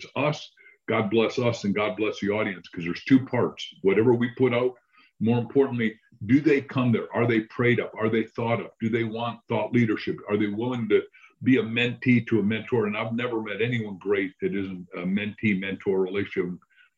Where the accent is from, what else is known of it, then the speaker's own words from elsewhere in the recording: Illinois, United States; That's right. I mean, we had no books in the house.